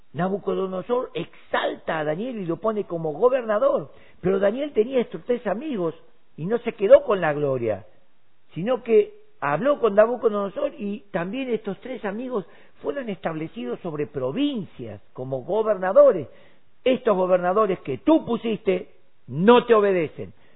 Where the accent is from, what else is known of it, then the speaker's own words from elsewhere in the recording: Argentina; los 6 millones que somos en Argentina